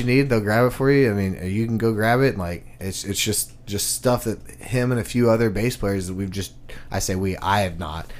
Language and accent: English; Houston, Texas, United States; moved away; I'm from Houston, Texas